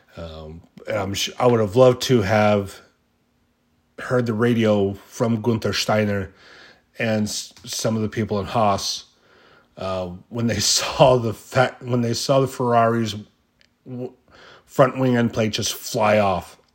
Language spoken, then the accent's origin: English; United States; being an American, you know, we, the American fans